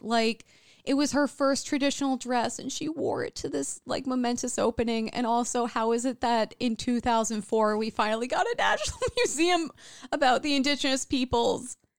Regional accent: Illinois, United States; now in Minnesota, United States; I grew up in Illinois

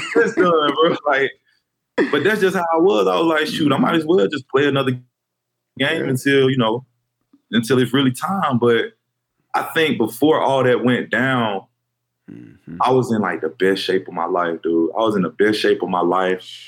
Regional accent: Fairburn, Georgia, United States; I'm from Fairburn, Georgia, a little small, right outside Atlanta

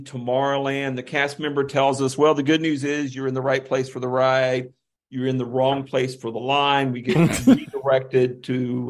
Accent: the Panhandle of Florida, United States; I grew up in the Panhandle of Florida.

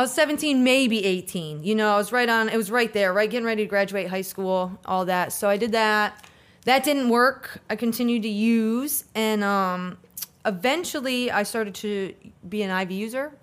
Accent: Hudson, Florida, United States; also born or lived in Pontiac, Michigan; my family decided to move down here to Florida when I was about eleven

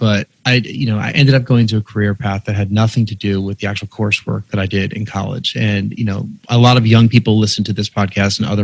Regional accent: New York, United States; I grew up in New York and went to a prep school in Westchester County.

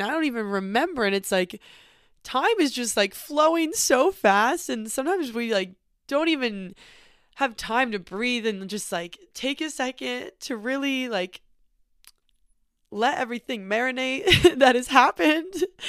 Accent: northern California, United States; also born or lived in Los Angeles; we drove 6 hours back to my hometown in northern California

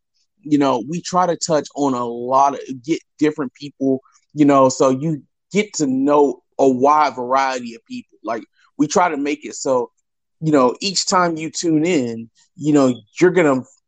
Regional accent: Columbus, Georgia, United States; Yes, I'm from Columbus.

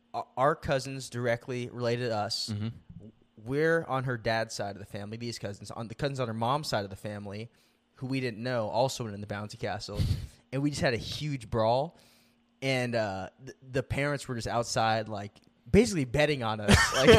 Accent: Philippines; I'm Filipino, dude.

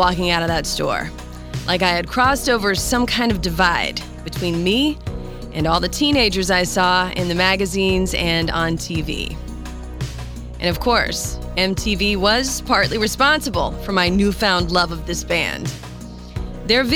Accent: North Carolina, United States; my hometown in North Carolina

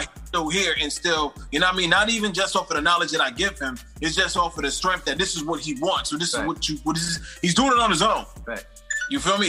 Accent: East Coast, United States; also born or lived in New York; I come from the East Coast. We both on the East Coast

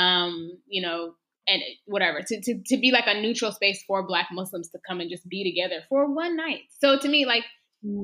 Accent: Texas, United States; I was born and raised in Texas

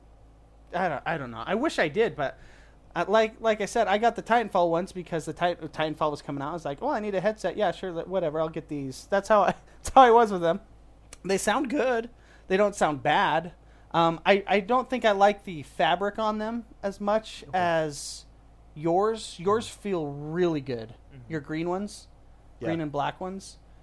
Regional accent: Utah, United States; because I'm from Utah.

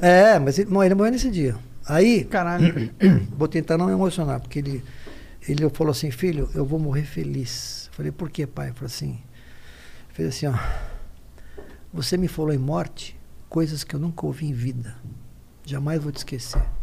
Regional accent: Guarulhos, São Paulo, Brazil; now in São Paulo, Brazil; A gente nasceu em Guarulhos

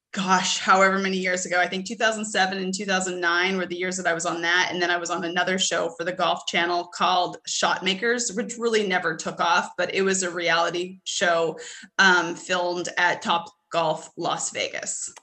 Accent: Edmonton, Alberta, Canada; moved away as an adult; now in United States; I'm originally from Edmonton

